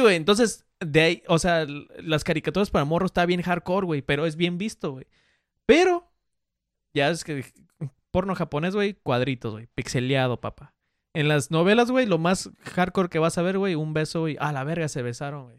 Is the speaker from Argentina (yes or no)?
no; Mexico; soy mexicano